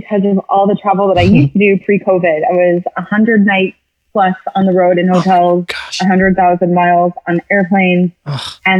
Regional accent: California, United States; Born and raised in California, went to school in Orange County

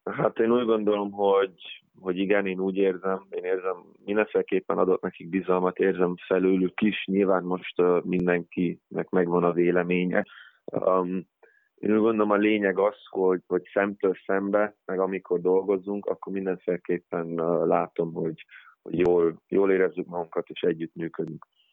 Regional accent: Giessen, Hesse, Germany; now in Hungary; Németországban születtem, ott nőttem fel, ö, Giesenben

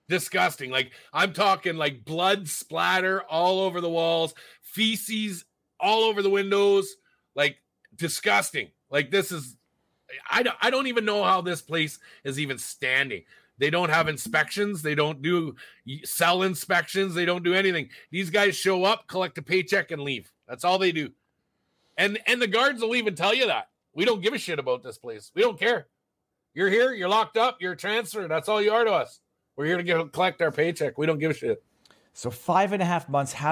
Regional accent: Alberta, Canada; I'm from Alberta. I can't have Ontario legal aid because I'm from Alberta.

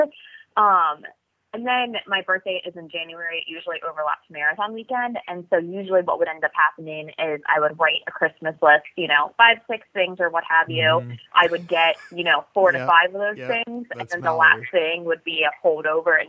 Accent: Maryland, United States; growing up in Maryland

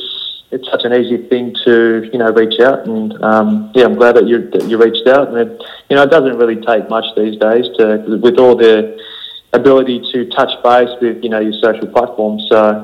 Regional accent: Melbourne, Victoria, Australia; I grew up in Melbourne, in the western suburbs. in a place called St Albans. Right, so many people would know it's around that's the Sunshine, Keilor and Taylor's Lakes area.

